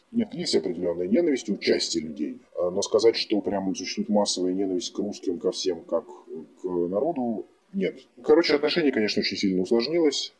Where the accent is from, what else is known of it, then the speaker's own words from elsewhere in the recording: Russia; moved away as an adult; now in Ukraine; я как россиянин